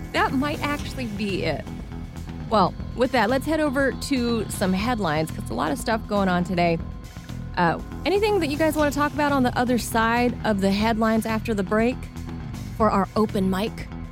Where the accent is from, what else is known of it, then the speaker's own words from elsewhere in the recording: California, United States; my home state, California